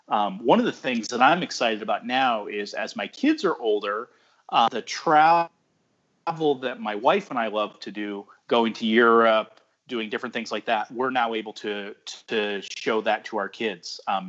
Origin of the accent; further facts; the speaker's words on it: Indiana, United States; I'm from the Midwest, Indiana, and I'm a dad who loves to travel.